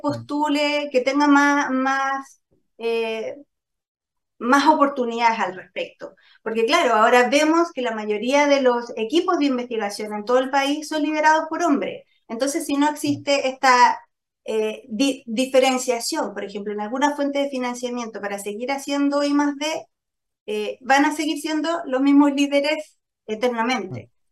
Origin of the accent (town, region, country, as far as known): Chile